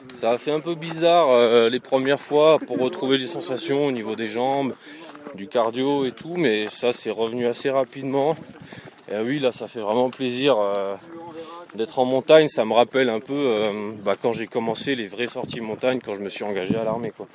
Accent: Alsace, Grand Est, France; moved away; Moi, à la base, je viens d'Alsace

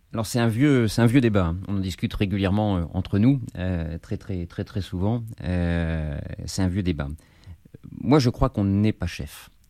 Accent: Paris, Île-de-France, France; Je suis parisien, j'ai grandi, j'ai grandi dans Paris

